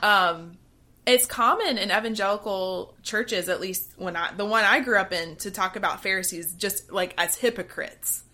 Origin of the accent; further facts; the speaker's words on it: Georgia, United States; growing up in Georgia